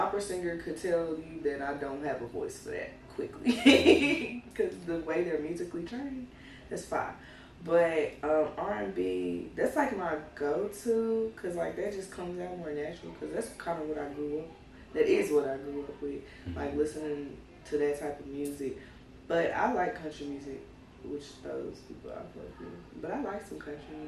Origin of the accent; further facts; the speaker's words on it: Nashville, Tennessee, United States; I'm from Nashville